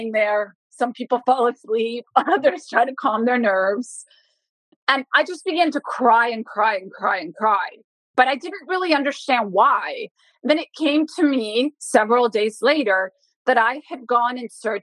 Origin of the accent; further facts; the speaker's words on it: Bogotá, Colombia; For a woman from Bogota to gain access with my accent, I'm white, I'm blue-eyed, I have a different dialect than a woman from Putumayo